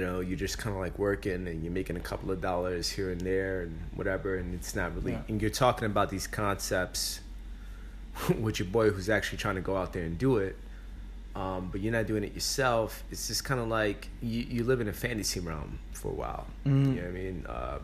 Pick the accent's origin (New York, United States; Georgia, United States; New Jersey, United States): New York, United States; Bronx; Because we're from the Bronx.